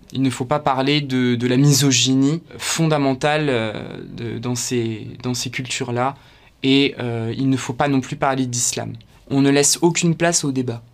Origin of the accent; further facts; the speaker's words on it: Ardennes, Grand Est, France; moved away as an adult; now in Paris, France; je viens des Ardennes à la base. En 2017 je suis arrivé à Paris